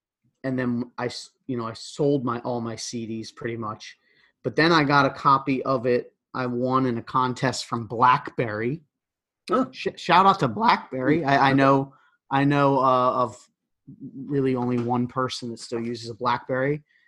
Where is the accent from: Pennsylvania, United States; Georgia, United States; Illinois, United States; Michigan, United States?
Pennsylvania, United States; Philadelphia area; we're from the Philly area.